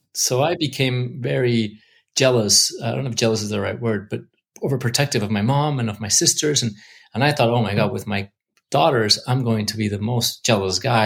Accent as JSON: {"language": "English", "region": "Mexico City", "country": "Mexico", "tie": "born or raised there", "moved": "yes", "lives_now": "Los Angeles, United States", "said": "I grew up in Mexico"}